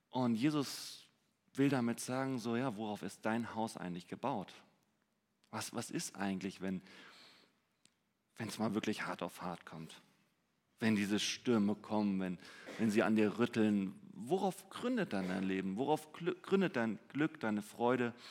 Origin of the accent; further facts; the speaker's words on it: Hamburg, Germany; Ich meine, gerade wir als Hamburger, wir würden sagen, wenn ich mehr Zeit hätte, dann wäre ich glücklich